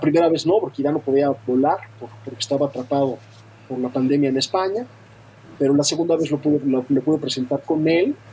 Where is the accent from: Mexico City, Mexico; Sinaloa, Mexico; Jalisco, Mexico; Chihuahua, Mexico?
Mexico City, Mexico; also born or lived in Europe; soy de la Ciudad de México, muy, muy enamorado de la Ciudad de México, he vivido también un buen rato en Europa